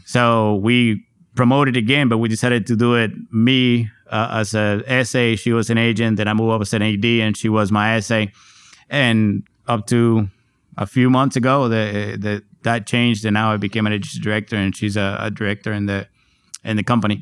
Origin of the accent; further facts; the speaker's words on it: Puerto Rico; now in San Antonio, United States; growing up in Puerto Rico at the time